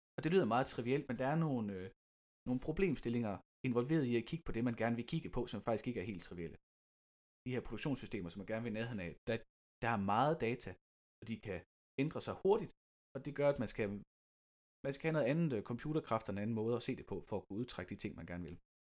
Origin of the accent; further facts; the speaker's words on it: Lystrup, Central Denmark Region, Denmark; der, hvor jeg kommer fra i Lystrup